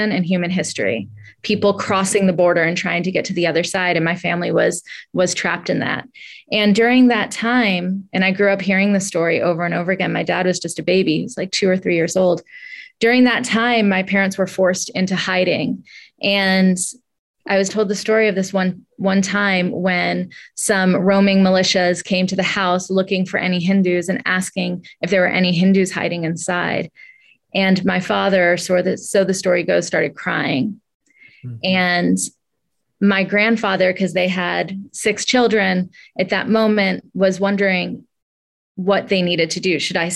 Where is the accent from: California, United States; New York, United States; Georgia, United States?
Georgia, United States; Atlanta; I grew up in Atlanta, Georgia in the 80s, very much black and white South